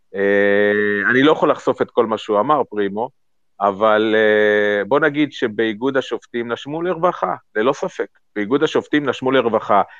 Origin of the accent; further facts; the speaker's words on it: Central District, Israel; כשאני גדלתי שם כילד